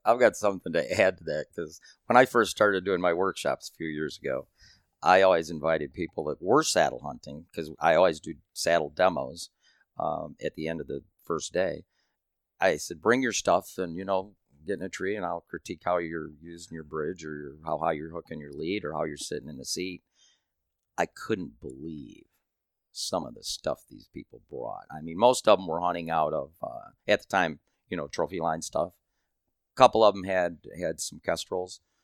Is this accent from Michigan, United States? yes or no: yes; Michigan, United States; I'm from Michigan